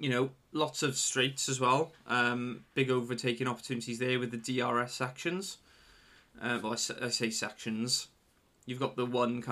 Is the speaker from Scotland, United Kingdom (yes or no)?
no; Welsh, Wales, United Kingdom; the Welsh part of me, I'm fully Welsh